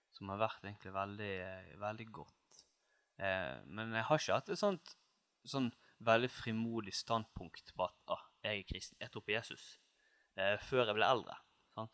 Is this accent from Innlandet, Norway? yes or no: no; Seim, Vestland, Norway; also born or lived in Oslo; now in Bergen, Norway; Jeg er fra Nord-Hordaland, litt nord for Bergen. Mm. Seim, nærmere bestemt